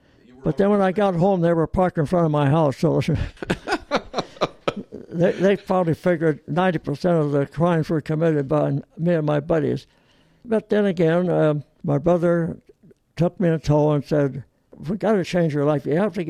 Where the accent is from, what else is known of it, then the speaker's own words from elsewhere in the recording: Torrance, California, United States; also born or lived in Olean, New York / Long Beach, California; I was 2 years old, and we both had double pneumonia. Mm-hmm. And the doctor said, get your kids to California immediately, or they could die. So my dad and mother got on the train the next morning, and a week later, we're living in Long Beach.